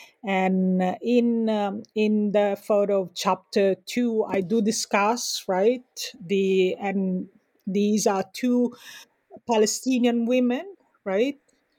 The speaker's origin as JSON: {"language": "English", "region": "Sicily", "country": "Italy", "lives_now": "United States", "said": "I'm also from Sicily, right, which to Antonio Gramsci was part of Italy internal colonialism, and I live in the US where I'm a feminist migrant, and this is a settler colony."}